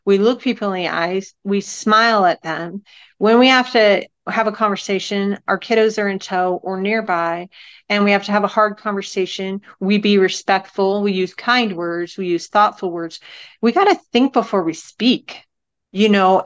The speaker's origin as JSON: {"language": "English", "region": "Northern California", "country": "United States", "tie": "born or raised there", "said": "I was brought up in Northern California as a little hippie baby"}